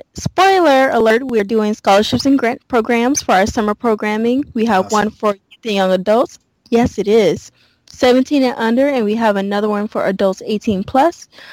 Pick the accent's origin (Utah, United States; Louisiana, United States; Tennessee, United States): Louisiana, United States; moved away; I grew up in Louisiana, born and raised Southern girl, like through and through